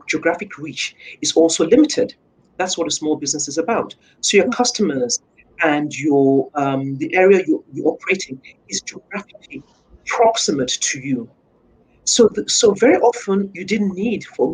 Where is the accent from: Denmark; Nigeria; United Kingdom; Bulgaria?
Nigeria; moved away as an adult; corporate banking back in my home country in Nigeria